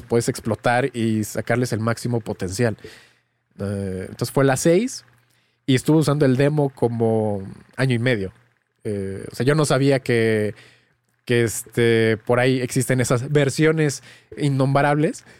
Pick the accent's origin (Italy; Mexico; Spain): Mexico; soy de México y crecí en un pueblo, en un pueblo pequeñito